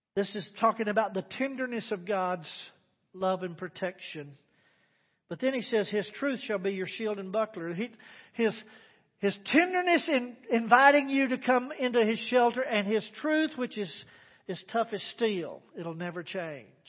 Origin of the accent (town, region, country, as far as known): Texas Panhandle, United States; born or raised there